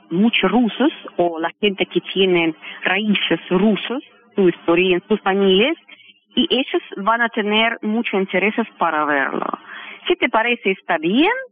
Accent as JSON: {"language": "Spanish", "country": "Russia", "tie": "born there", "second_language": "Spanish", "said": "porque a mí me gusta vivir en Rusia, porque yo nací, tengo mis padres, es mi tierra, mi religión ortodoxo, yo siento muy cómodo."}